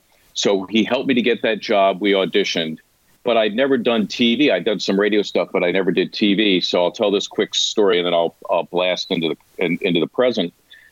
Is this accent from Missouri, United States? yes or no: no; Philadelphia, Pennsylvania, United States; I grew up in Philly listening to Harry.